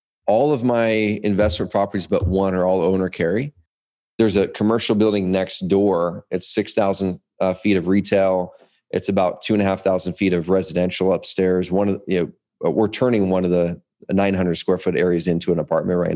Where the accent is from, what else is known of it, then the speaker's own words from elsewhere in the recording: Southern Oregon, United States; also born or lived in Portland, Oregon / Roseburg, Oregon; I grew up in Oregon. I grew up in a different town in Southern Oregon.